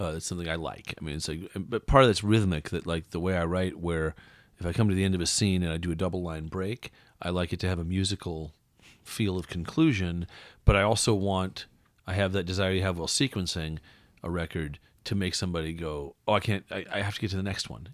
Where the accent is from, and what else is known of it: West Coast, United States; born or raised there; moved away; also born or lived in Iowa